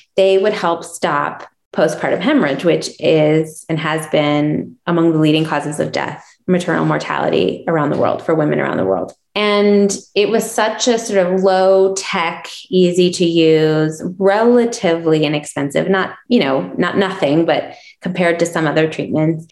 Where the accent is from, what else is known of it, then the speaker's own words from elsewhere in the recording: Chicago, Illinois, United States; moved away as an adult; now in Jackson Hole, United States; I grew up in Chicago on the South Side in Hyde, a neighborhood neighborhood called Hyde Park